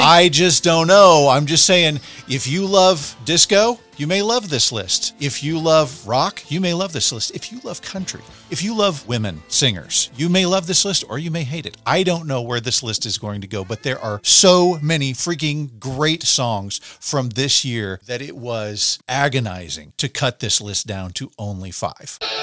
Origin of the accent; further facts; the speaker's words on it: Arkansas, United States; I'm from Arkansas